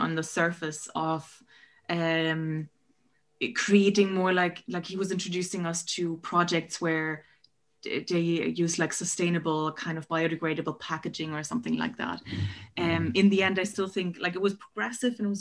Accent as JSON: {"language": "English", "country": "Germany", "moved": "as an adult", "lives_now": "Ireland", "said": "I'm originally from Germany. So I did my undergrads in Berlin"}